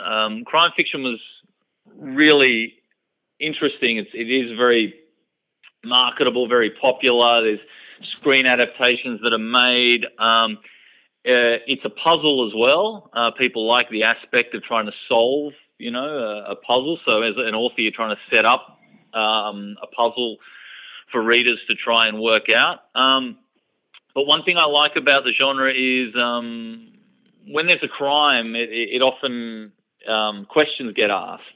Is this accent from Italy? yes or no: no; Australia; accent: typical Australian; I grew up in Australia. Um, you can hear it in my voice that I have a you know typical Australian accent